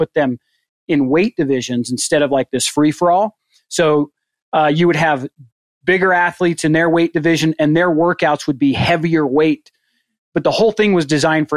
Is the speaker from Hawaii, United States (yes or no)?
no; St. George, Utah, United States; moved away as an adult; also born or lived in Phoenix, Arizona / Mesa, Arizona; now in Cody, United States; I grew up in Southern Utah, St. George.